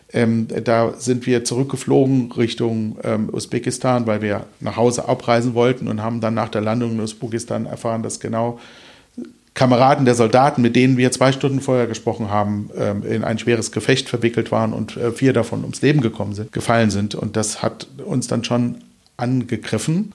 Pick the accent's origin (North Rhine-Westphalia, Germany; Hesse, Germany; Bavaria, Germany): Hesse, Germany; Kelkheim; also born or lived in Hofheim am Taunus / Eppstein; now in Wuppertal, Germany; aufgewachsen bin ich in äh, Ruppertzein, das gehört zu Kelkheim und äh, in Eppstein im Taunus